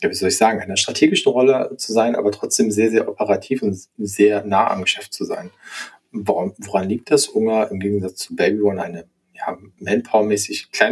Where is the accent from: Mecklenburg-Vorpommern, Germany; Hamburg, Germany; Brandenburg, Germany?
Hamburg, Germany; Also A, komme ich aus Hamburg und B, mag ich diese Art des Hanseatischen